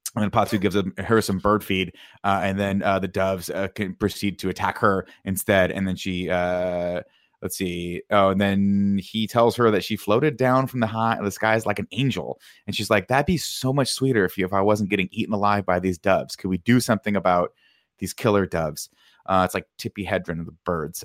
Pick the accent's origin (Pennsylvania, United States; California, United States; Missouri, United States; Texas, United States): California, United States; Riverside; I grew up in Riverside